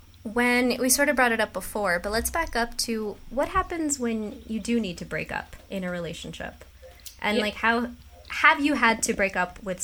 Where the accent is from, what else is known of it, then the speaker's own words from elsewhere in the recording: United States; I, as an American, express my friendliness by not taking up your time